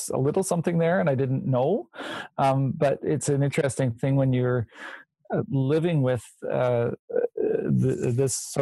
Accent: Nova Scotia, Canada; moved away; I'm from Nova Scotia originally

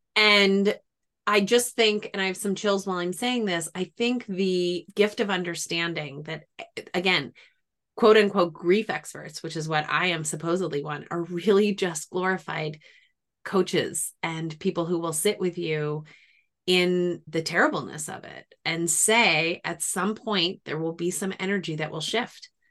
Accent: New England, United States; now in Washington, D.C., United States; I'm from New England. We don't have, if it rains in New England, it's gonna rain all day

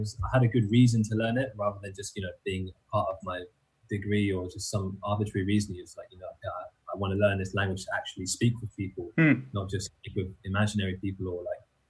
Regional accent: London, United Kingdom; moved away as an adult; now in Austria; I grew up in London, which is kind of standard dialect.

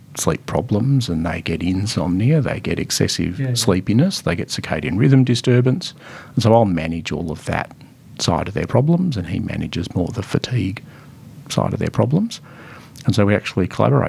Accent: Melbourne, Victoria, Australia; I'm Melbourne born and bred.

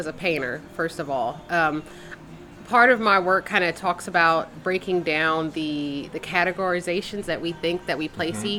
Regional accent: Philadelphia, Pennsylvania, United States; moved away; I'm originally from Philadelphia and I'm one of four from my mother

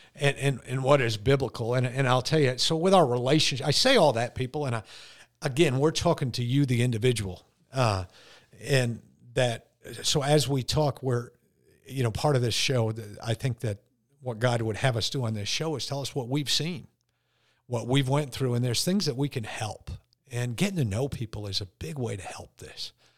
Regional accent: Connecticut, United States; me being born and raised in Connecticut

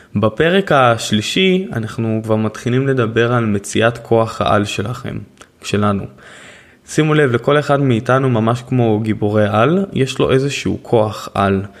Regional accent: Haifa, Haifa District, Israel; אני נולדתי בעיר

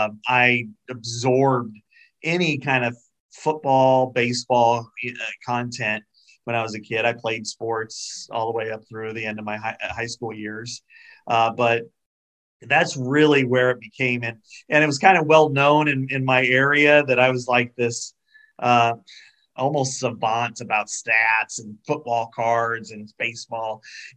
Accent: Burlington, Iowa, United States; Yeah, I grew up in Burlington, Iowa. That's where I was born and raised and lived.

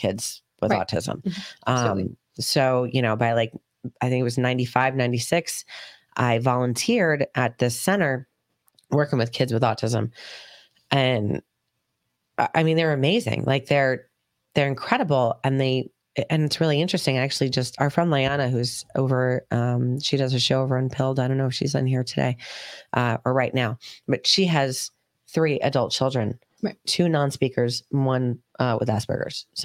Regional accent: Brookfield, Connecticut, United States; we grew up in Danbury, Brookfield, Connecticut, where I grew up

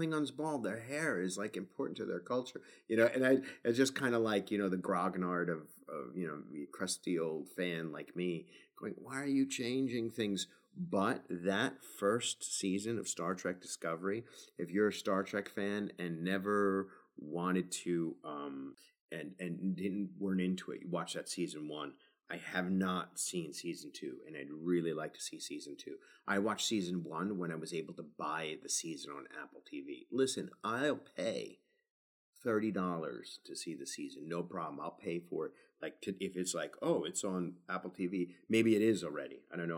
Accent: New Zealand; Well, I'm not British, you know, New Zealander, but right.

